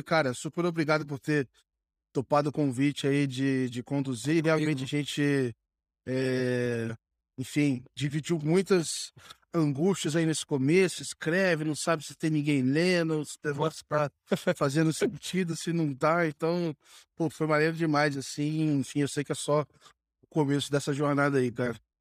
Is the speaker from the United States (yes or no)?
no; Rio de Janeiro, Brazil; moved away as an adult; also born or lived in São Paulo; eu sou do, do Rio, cara. Eu comecei estudando no Rio